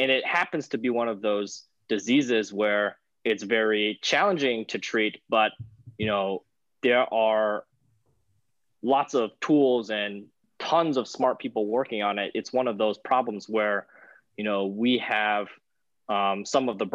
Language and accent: English; North Carolina, United States; moved away as an adult; also born or lived in San Diego, California / Houston, Texas; originally, of course, I'm from North Carolina. And I did, you know, I grew up there